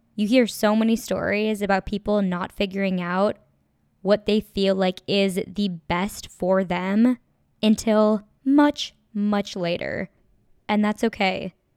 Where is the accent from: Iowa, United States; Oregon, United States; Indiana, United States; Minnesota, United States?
Minnesota, United States; moved away as an adult; also born or lived in Los Angeles; now in Chicago, United States; I'm from Minnesota, and I now live in Chicago